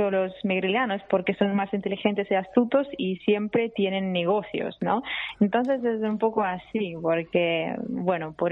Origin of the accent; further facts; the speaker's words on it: Abkhazia, Georgia; born there; Sí, yo nací en una familia georgiana, yo nací en Abjasia y soy megriliana, o sea, georgiana megriliana